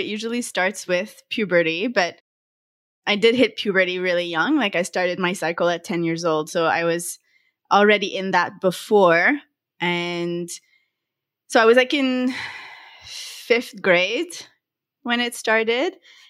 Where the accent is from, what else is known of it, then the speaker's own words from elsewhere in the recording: Montreal, Quebec, Canada; I'm from Montreal, Canada.